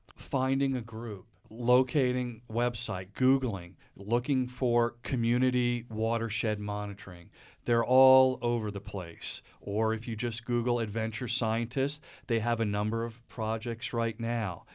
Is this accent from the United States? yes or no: yes; Reading, Pennsylvania, United States; moved away; I grew up outside of Redding, Pennsylvania, which is about an hour, hour and a half northwest of Philadelphia, the so-called Pennsylvania Dutch country.